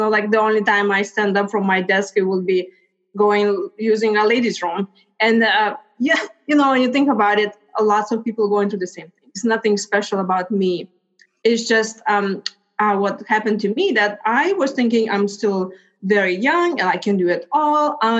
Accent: Lithuania; moved away; So as you mentioned, I came from Lithuania 20 years ago.

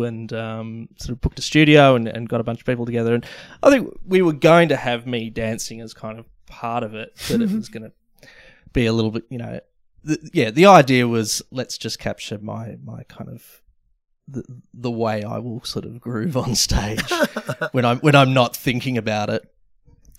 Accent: Melbourne, Victoria, Australia; Sort of the leafy southeast in Melbourne, Caulfield Way

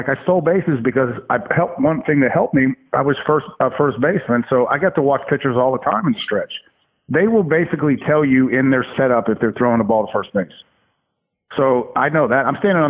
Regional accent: Connecticut, United States; Well, yeah. I mean, I'm from Connecticut, and then I come and I go to the Astrodome.

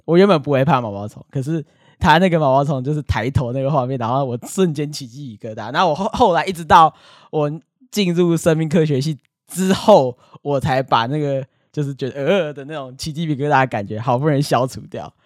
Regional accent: Taiwan; 身为台湾人

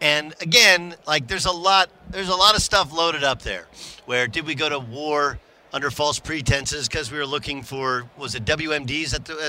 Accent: California, United States; when I was a kid, I was an Oklahoma football fan growing up in Southern California.

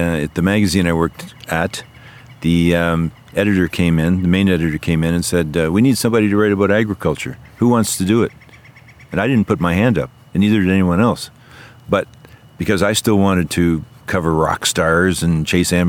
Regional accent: Ontario, Canada; I come from Ontario, which is a four-hour plane ride away

